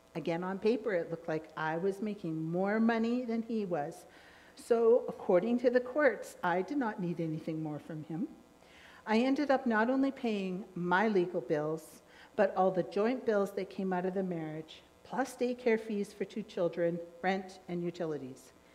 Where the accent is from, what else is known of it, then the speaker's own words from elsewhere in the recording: Trail, British Columbia, Canada; I was born in Trail